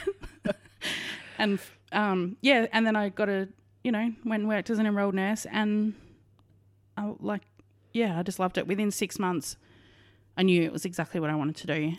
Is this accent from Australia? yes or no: yes; Western Australia, Australia; now in Victoria, Australia; I am from Western Australia, but, uh, yep, born and raised absolute sandgroper